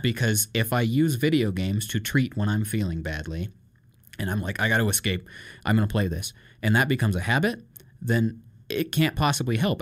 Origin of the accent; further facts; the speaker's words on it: Iowa, United States; moved away; also born or lived in Ankeny, Iowa; I come from Iowa and had never seen the ocean